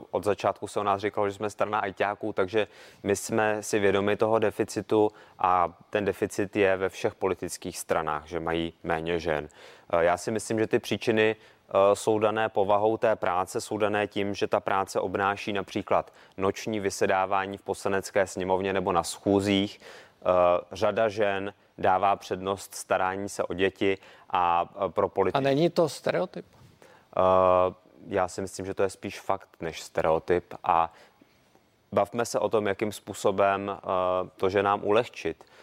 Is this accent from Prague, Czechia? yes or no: yes; Prague, Czechia; já jsem z Prahy, takže Olga Richterová je i mojí lídriní